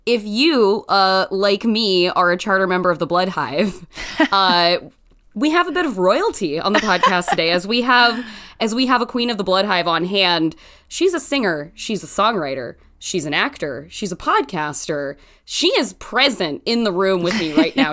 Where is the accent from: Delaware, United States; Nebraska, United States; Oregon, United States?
Oregon, United States; Canby; did grow up in a very Christian surrounding environment in the state of Oregon.